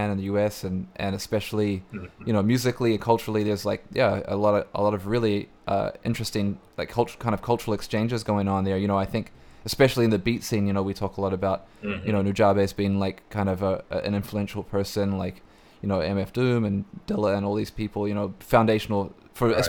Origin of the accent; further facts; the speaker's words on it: New Zealand; moved away; I grew up in New Zealand, and we had an Extra Large shop in New Zealand